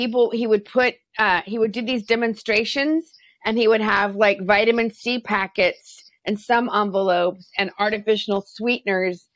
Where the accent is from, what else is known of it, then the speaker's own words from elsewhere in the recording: Texas, United States; I grew up in Texas where I was constantly told I was too much